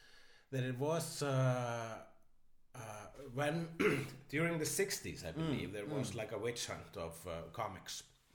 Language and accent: English; Iceland; I am an Icelandician.